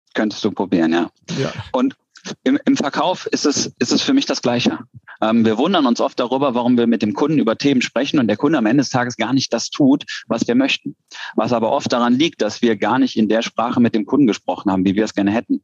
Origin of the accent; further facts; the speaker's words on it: Cologne, North Rhine-Westphalia, Germany; Ich komme aus Köln